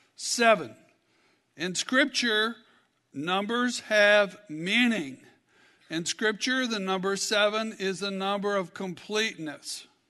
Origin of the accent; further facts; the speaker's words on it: Kentucky, United States; I'm from Kentucky